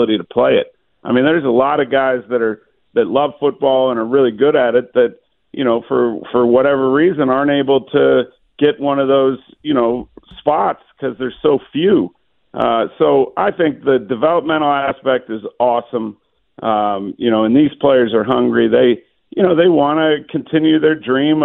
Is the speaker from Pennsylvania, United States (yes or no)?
yes; Pittsburgh, Pennsylvania, United States; moved away; my growing up in Pittsburgh